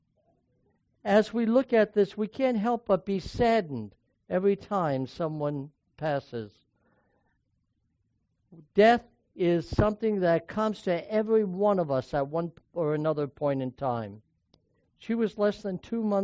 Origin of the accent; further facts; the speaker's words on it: New York, United States; When I was growing up in New York State